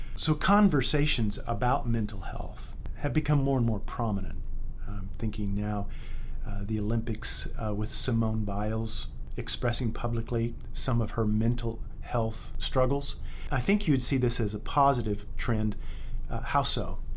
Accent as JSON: {"language": "English", "country": "United States", "said": "I'm an American. I am a proud American, glad to be an American"}